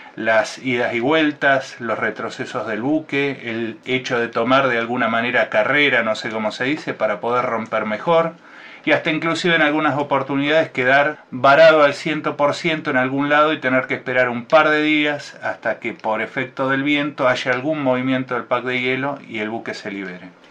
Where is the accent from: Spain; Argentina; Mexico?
Argentina; Buenos Aires; yo soy nacido en la ciudad de Buenos Aires